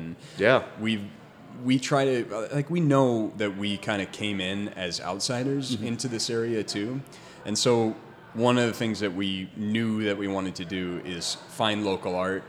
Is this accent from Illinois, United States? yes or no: yes; Naperville, Illinois, United States; moved away as an adult; now in California, United States; born and raised in Naperville, Illinois, which is a south suburb of Chicago.